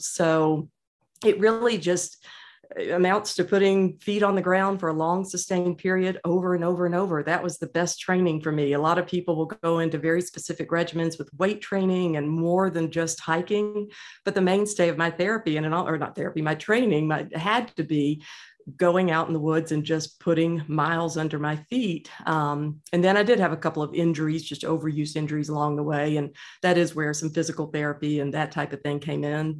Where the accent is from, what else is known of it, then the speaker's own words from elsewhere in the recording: Georgia, United States; I was born and raised in Georgia